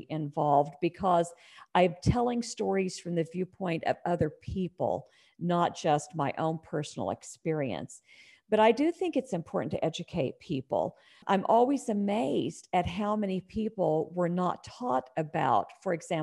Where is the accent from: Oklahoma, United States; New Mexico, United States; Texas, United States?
Oklahoma, United States; moved away as an adult; now in Indiana, United States; I'm originally from Oklahoma